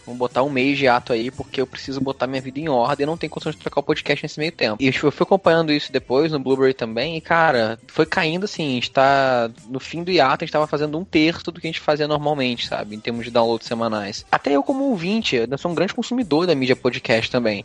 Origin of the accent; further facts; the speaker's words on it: Rio de Janeiro, Brazil; como eu sou carioca